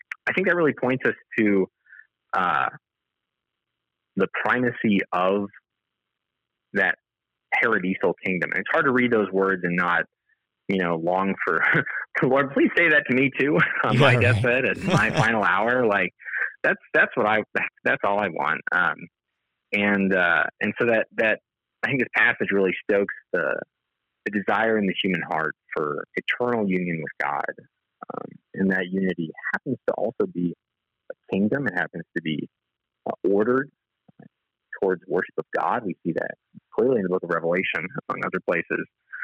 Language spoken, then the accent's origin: English; California, United States; my home state of California